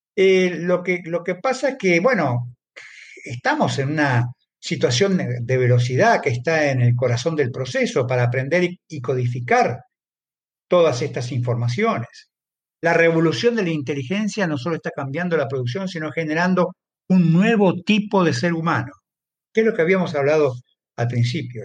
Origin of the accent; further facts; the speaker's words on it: Argentina; En mi país, por ejemplo, en Argentina